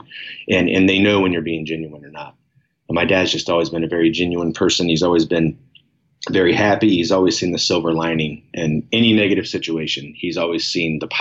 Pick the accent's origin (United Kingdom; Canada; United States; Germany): United States; Springfield, Ohio; now in Akron, United States; I was born in Springfield, went to Northridge Elementary, Kenton Ridge High School, played basketball, football, and baseball